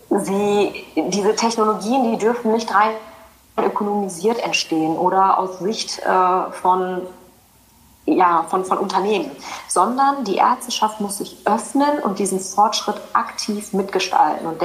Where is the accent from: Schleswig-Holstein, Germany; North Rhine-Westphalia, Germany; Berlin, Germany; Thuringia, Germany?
North Rhine-Westphalia, Germany; Ich bin ja ursprünglich nicht wirklich aus Sachsen, sondern ich komme ja aus dem, aus dem Ruhrgebiet Rheinland